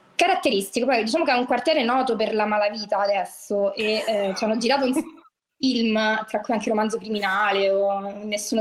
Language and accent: Italian; Rome, Lazio, Italy; sono di Roma, però noi eh, in, vivevamo in un quartiere popolare